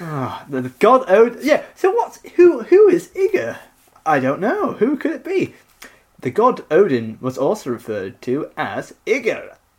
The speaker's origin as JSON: {"language": "English", "town": "Nottingham", "region": "East Midlands", "country": "United Kingdom", "said": "I'm from Nottingham."}